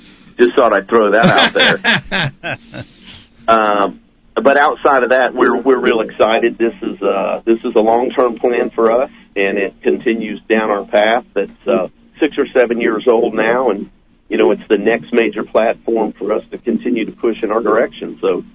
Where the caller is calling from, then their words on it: Missouri, United States; Well, I'm in Big I'm at Big Cedar Lodge in Missouri.